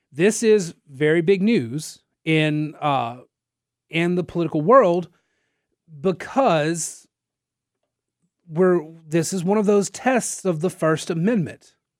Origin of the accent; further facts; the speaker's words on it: Nacogdoches, Texas, United States; now in Lafayette, United States; I'm from Nacogdoches and not from down here